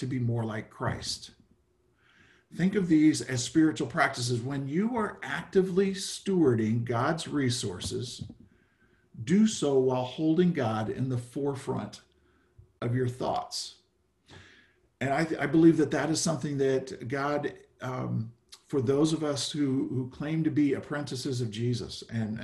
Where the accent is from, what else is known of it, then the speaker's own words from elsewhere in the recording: Midwest, United States; now in San Rafael, United States; I grew up in the Midwest